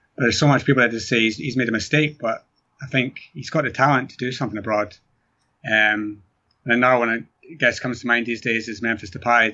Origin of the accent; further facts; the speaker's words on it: Scotland, United Kingdom; being from Scotland